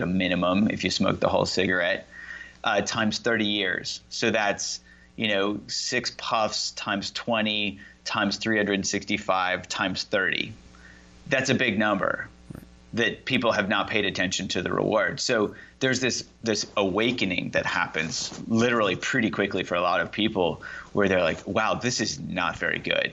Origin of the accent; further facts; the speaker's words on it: Indiana, United States; I grew up in Indiana